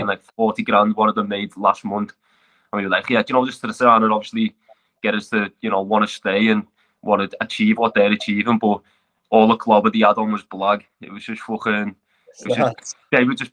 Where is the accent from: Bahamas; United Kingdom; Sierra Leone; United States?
United Kingdom; Liverpool, North West England; accent: thick Scouser; moved away as an adult; now in Australia; I'm from Croxted in Liverpool.